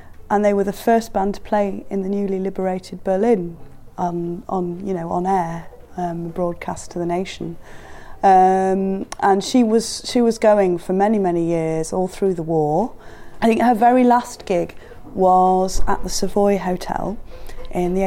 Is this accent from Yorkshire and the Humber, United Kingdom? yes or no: yes; Leeds, Yorkshire and the Humber, United Kingdom; moved away; I grew up in Leeds, and my mum and dad are still there